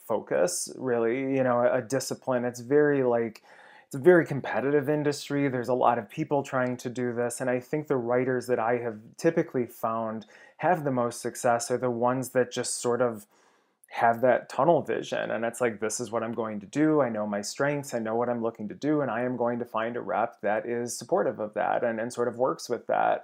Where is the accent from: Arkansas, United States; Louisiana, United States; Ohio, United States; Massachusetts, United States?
Ohio, United States; moved away as an adult; now in Los Angeles, United States; certainly in Ohio, I had no grasp of what the film industry was